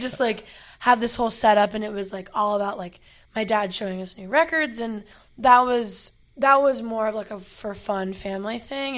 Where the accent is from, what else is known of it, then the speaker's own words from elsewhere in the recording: Asheville, North Carolina, United States; moved away as an adult; also born or lived in Florida; now in Los Angeles, United States; I, um, live in Asheville since I was four, and that's just where, I mean, I was born in Florida, but I moved to Asheville, and that's, like, all my formative time